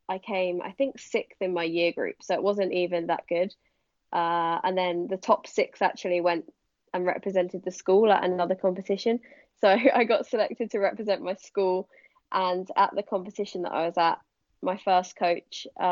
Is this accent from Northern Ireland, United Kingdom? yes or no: no; Hampshire, South East England, United Kingdom; I grew up in Hampshire, which is in England